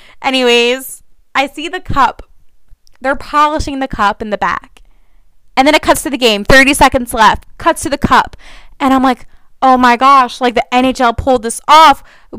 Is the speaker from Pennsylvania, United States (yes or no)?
yes; Philadelphia, Pennsylvania, United States; even though I am not from Toronto and I'm from Philadelphia